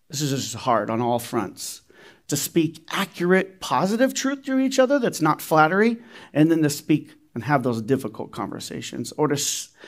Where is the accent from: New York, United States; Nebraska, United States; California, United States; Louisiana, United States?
California, United States; Riverside; now in Reno, United States; now remember, I'm from Riverside, right? I, I lived in Riverside before Reno. Now I'm from Reno, so this can happen in Reno as well.